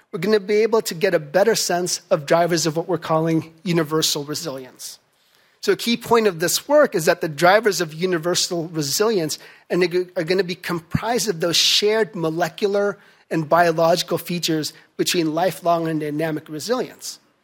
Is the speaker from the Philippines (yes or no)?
yes; Philippines; moved away; my home country of the Philippines